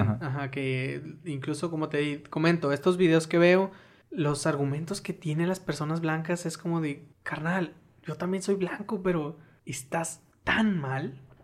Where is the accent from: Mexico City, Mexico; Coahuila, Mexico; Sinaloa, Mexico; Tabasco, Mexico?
Sinaloa, Mexico; yo soy de Sinaloa